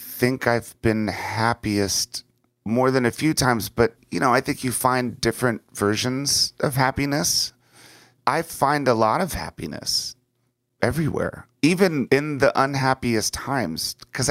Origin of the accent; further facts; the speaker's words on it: Washington, D.C. area, United States; And when I was young, growing up outside of Washington, D.C., my greatest fear was war.